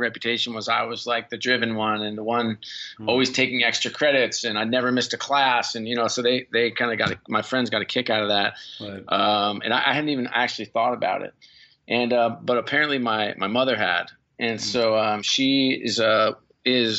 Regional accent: New York, United States; I grew up in New York

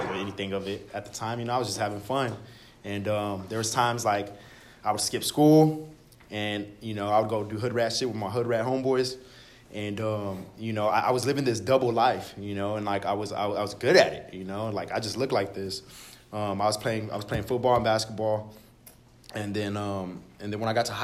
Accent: Dallas, Texas, United States; I'm originally from Oak Cliff, Dallas, Texas

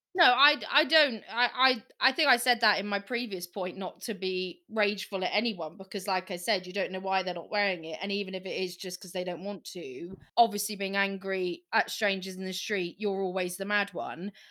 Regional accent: United Kingdom; we're British.

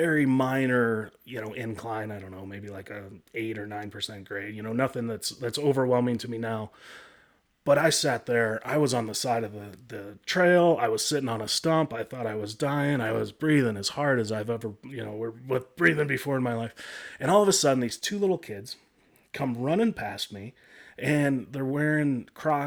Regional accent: Chicago, Illinois, United States; moved away as an adult; also born or lived in Michigan / Denver, Colorado; now in Colorado, United States; I grew up in the Midwest. I was born in Michigan, grew up in the Chicago area.

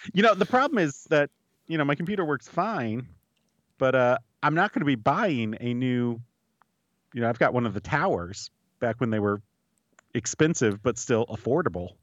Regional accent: United States; I'm an American.

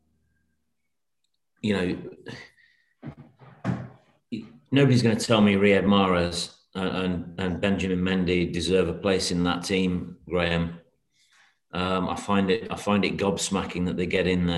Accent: Manchester, North West England, United Kingdom; moved away; though I was born there, I've lived about 50 years away from there.

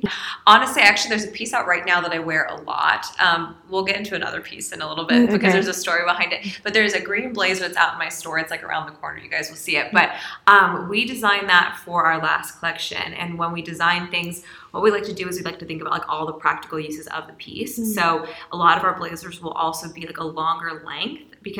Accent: Louisiana, United States; Like, I grew up in Louisiana, so went to school in New Orleans.

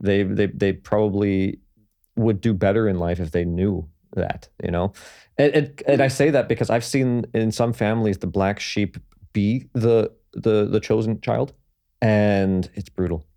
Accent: Toronto, Ontario, Canada; I was born and raised in Toronto, um, well, in and around.

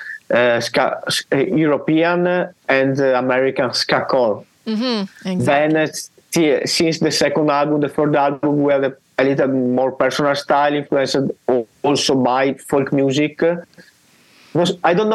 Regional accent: Italy; first language Italian; English is a second language; we have chosen the Italian language also because it's our language

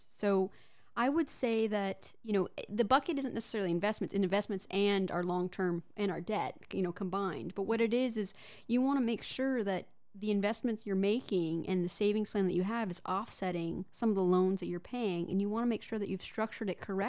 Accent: Houston, Texas, United States; I am from Houston

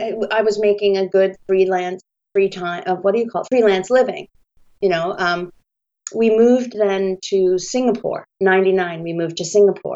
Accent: Scituate, Massachusetts, United States; moved away as an adult; also born or lived in Indiana / China / Italy / Japan; we're both from Massachusetts. I grew up in Scituate, Massachusetts, and I went to Indiana University for college

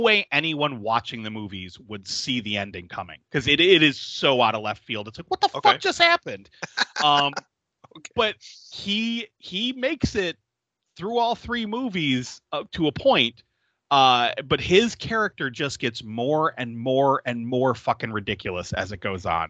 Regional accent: Niagara Falls, New York, United States; I remember riding my bike up Buffalo Ave as a kid

